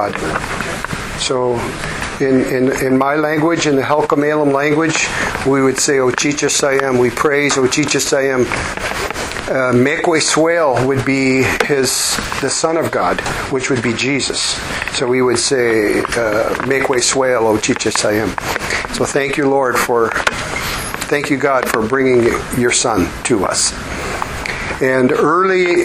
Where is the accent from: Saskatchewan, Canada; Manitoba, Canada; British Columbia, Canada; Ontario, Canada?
British Columbia, Canada; Vancouver; I was born up in Vancouver, British Columbia, Canada.